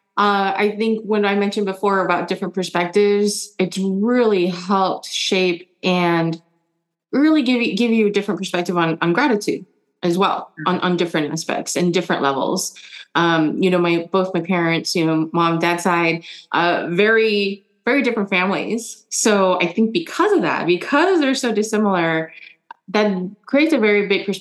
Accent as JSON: {"language": "English", "town": "San Francisco", "region": "California", "country": "United States", "tie": "born or raised there", "also_born_or_lived": "Germany / Indonesia", "first_language": "German", "second_language": "English", "said": "when I moved here to the US, San Francisco, I was 6 and I didn't know any English"}